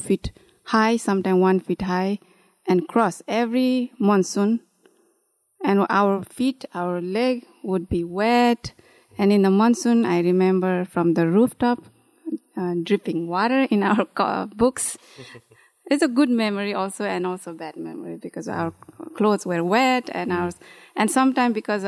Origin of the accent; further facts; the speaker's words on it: Kathmandu, Bagmati, Nepal; moved away as an adult; now in Amherst, United States; I was born and raised in Kathmandu city